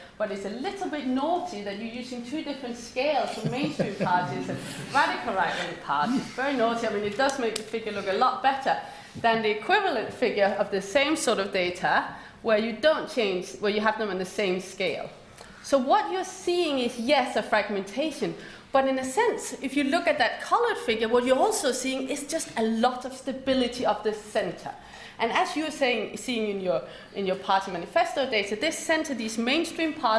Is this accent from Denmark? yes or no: yes; Denmark; moved away; I grew up in Denmark.